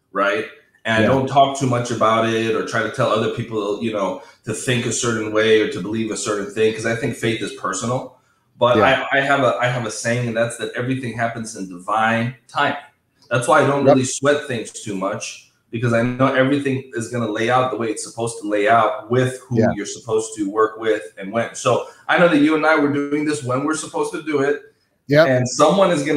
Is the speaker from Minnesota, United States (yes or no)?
yes; Minnesota, United States; moved away as an adult; also born or lived in Southern California; now in Los Angeles area, United States; I was born and raised in Minnesota